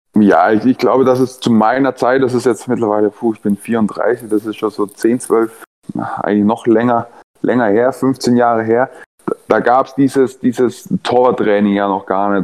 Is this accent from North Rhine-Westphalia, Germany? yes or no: no; Nuremberg, Bavaria, Germany; also born or lived in Hannover / Ingolstadt; now in Leipzig, Germany; Ich bin ja Nürnberger